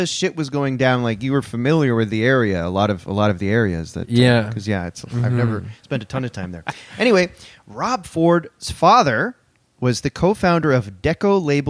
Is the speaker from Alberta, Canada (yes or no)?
no; Orangeville, Ontario, Canada; I grew up in Orangeville. And everybody fucking talks like